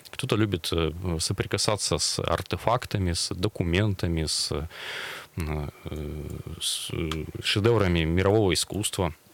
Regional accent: Nizhny Tagil, Sverdlovsk Oblast, Russia; born there; now in Yekaterinburg, Russia; Э, начнем с моего родного города Нижнего Тагила. Я там родился давным-давно, правда, полжизни уже прожил в Екатеринбурге.

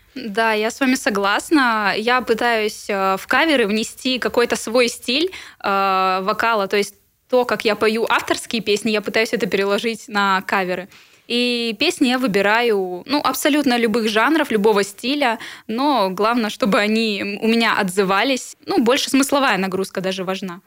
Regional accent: Irkutsk, Irkutsk Oblast, Russia; Да, я иркутянка. С детства здесь живу, и ну, этот город мне родной

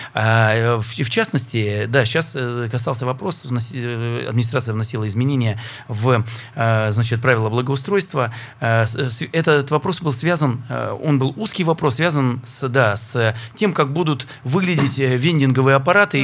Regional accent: Perm, Perm Krai, Russia; как пермяк

